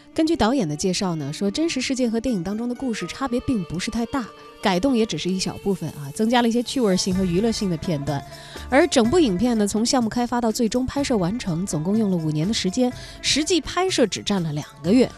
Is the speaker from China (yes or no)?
yes; China; 我们中国人